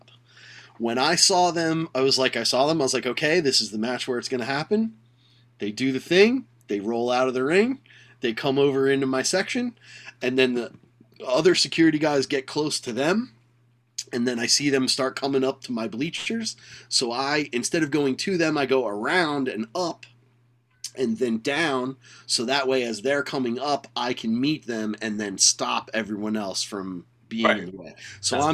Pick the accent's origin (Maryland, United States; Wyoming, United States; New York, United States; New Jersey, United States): New Jersey, United States; I'm from New Jersey.